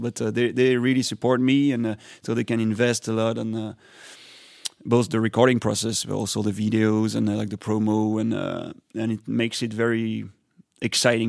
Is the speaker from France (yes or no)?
yes; France; first language French; English is a second language; I come from France